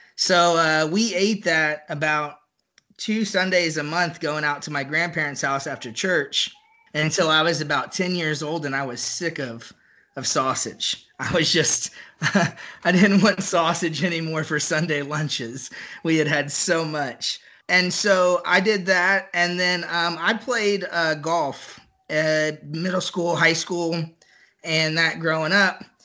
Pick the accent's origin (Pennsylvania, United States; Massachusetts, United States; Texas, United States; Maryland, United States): Texas, United States; Buda; now in Dallas Fort Worth area, United States; I grew up just south of Austin in a, in a little town called Buda